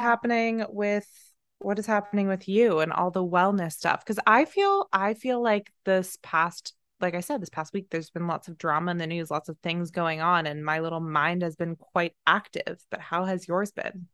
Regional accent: Plano, Texas, United States; now in Los Angeles, United States; I was born in Plano, Texas

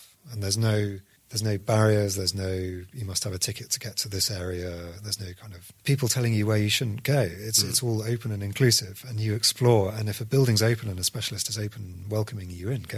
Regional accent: United Kingdom; we're British

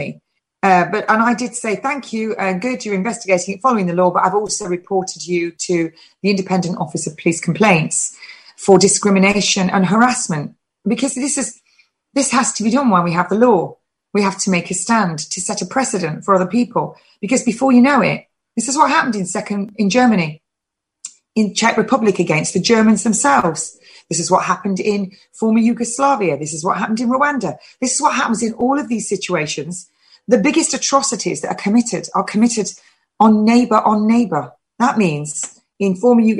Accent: England, United Kingdom; I am English and I'm proud to be English.

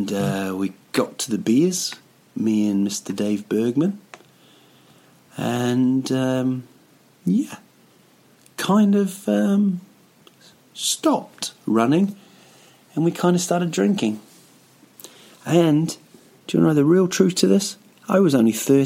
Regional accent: Rotorua, Bay of Plenty, New Zealand; moved away as an adult; now in Stockholm, Sweden; it's my hometown, a place called Rotorua

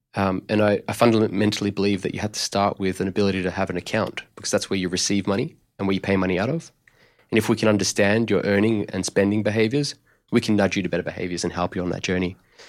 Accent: Melbourne, Victoria, Australia; But I'm actually originally from Melbourne. And right. I grew up in an Italian migrant family.

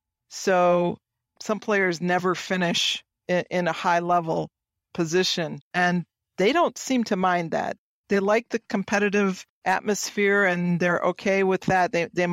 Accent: Kalamazoo, Michigan, United States; now in Poland; Yes, in Michigan. Pretty much I was raised in Kalamazoo and went to university at U of M in Ann Arbor.

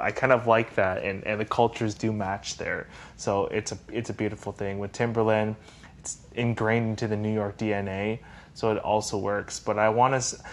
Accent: Canada; as a Canadian

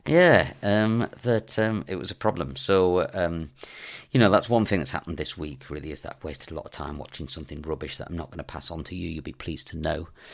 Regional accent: England, United Kingdom; me being English, speaking French

